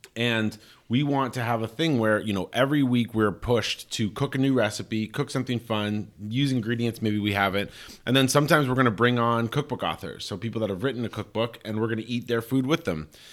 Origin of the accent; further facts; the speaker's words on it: Colorado Springs, Colorado, United States; New Life Church in my hometown, you know, is the big, uh, like, Focus on the Family, New Life Church, the biggest evangelical Christian community in the world, in Colorado Springs